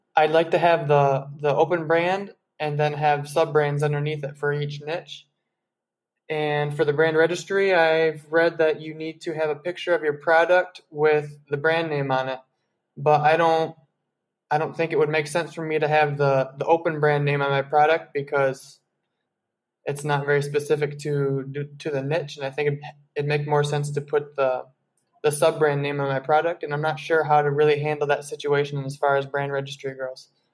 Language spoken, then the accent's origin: English; Grand Rapids, Michigan, United States; now in Colombia; I'm from Grand Rapids, Michigan